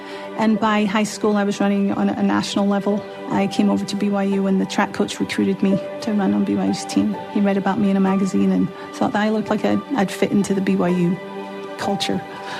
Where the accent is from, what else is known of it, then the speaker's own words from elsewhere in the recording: Glasgow, Scotland, United Kingdom; also born or lived in London; I was born in London. But a few months later, we moved up to Glasgow, to Scotland. And that's where I actually grew up my whole life.